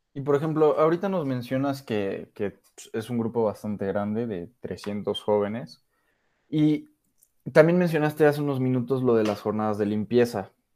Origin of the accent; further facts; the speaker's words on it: Mexico; nosotros somos de México